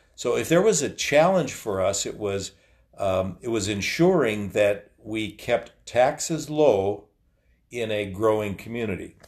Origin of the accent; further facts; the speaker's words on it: Waconia, Minnesota, United States; also born or lived in Chanhassen, Minnesota; I grew up in, uh, the community of Waconia in western Carver County in the fifties and sixties